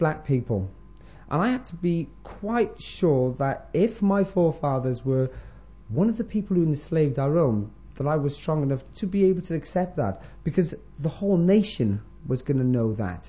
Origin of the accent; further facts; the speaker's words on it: Wales, United Kingdom; also born or lived in Florida, United States; I'm a Welsh boy, basically, from Jamaican parents.